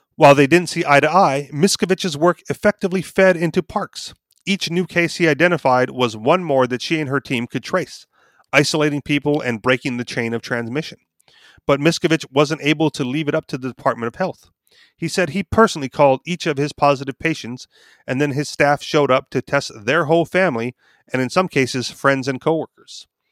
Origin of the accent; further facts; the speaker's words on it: Hawaii, United States; I was born and raised there. So I'm, you know, local, native